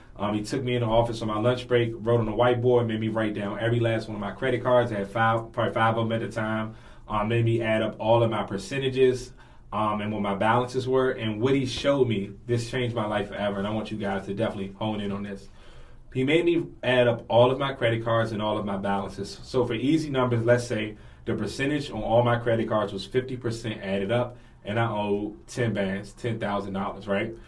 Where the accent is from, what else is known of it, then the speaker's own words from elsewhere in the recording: Washington, District of Columbia, United States; born and raised in Washington D.C., native Washingtonian